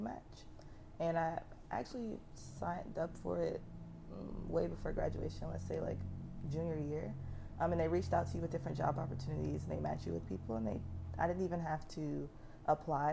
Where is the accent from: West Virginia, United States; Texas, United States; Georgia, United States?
Georgia, United States; Atlanta; I'm from Atlanta, so yeah. I grew up with like people that went to KIPP.